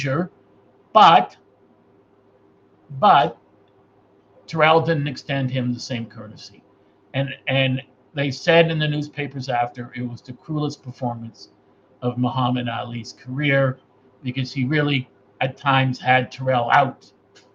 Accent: Toronto, Ontario, Canada; he said, "Where are you from?" I said, "Toronto, Canada."

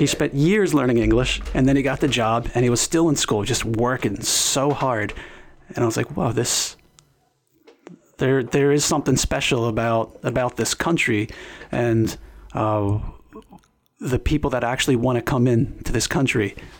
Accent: Philadelphia, Pennsylvania, United States; I was born in South Philadelphia.

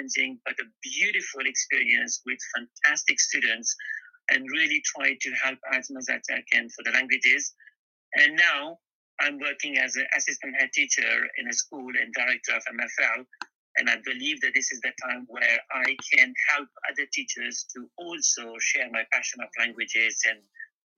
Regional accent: Paris, Île-de-France, France; moved away as an adult; also born or lived in Birmingham, United Kingdom / Los Angeles, United States; now in United Kingdom; I am from France. So I grew up in Paris, but originally my parents are from Pakistan

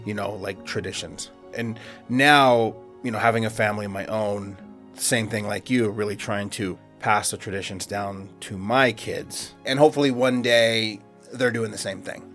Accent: Southern California, United States; Versus how it was for me out in the West Coast, you know. And I'm sure one of the big differences is the weather. Yeah. You know, I'm I know it does snow in California, but where I'm at in Southern California

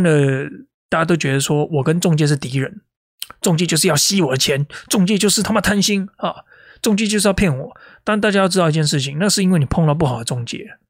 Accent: Taipei, Taiwan; now in Melbourne, Australia; 我每天都在想这个， 这个， 这个台北市这个街道的粪水的味道

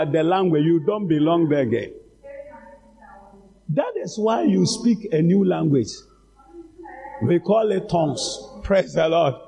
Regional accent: Ghana; as a Ghanaian or as a black man

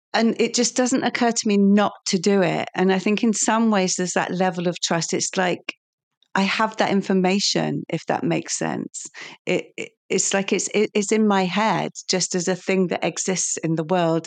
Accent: Lincolnshire, East Midlands, United Kingdom; I'm from Lincolnshire

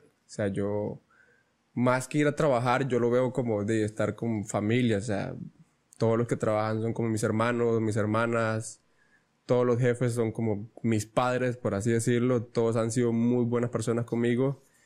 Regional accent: Ostional, Guanacaste, Costa Rica; yo vengo de Ostional y hasta guiones pues está lejos.

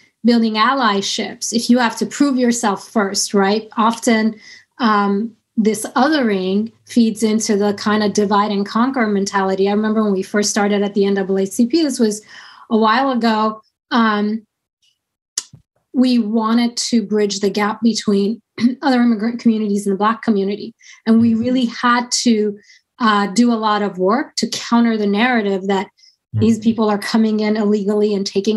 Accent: United States; That's not the kind of American I am

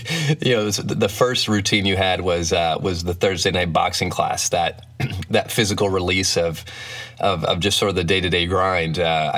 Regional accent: Flint, Michigan, United States; I grew up in Flint, Michigan, actually.

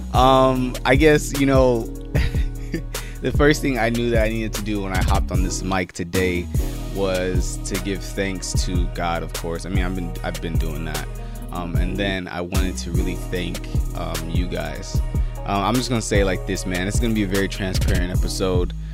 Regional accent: California, United States; my home state, Cali

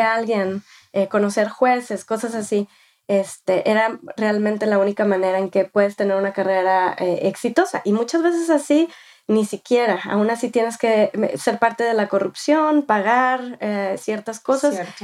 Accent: Mexico; first language Spanish; moved away as an adult; now in United States; soy de México, nacida y, criada. Viví en México hasta que tenía 18 años.

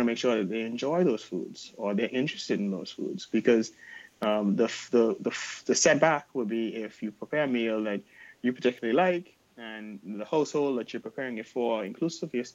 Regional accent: Bahamas; my hometown, the Bahamas

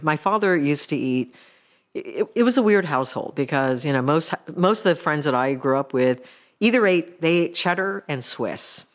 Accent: Mill Valley, California, United States; born or raised there; also born or lived in Japan

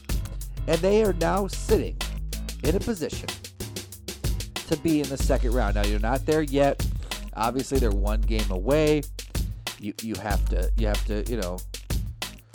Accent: New Jersey, United States; I was born in New Jersey, too

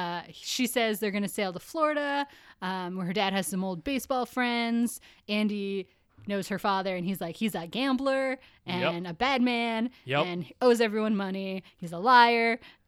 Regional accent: Canada; We're Canadian.

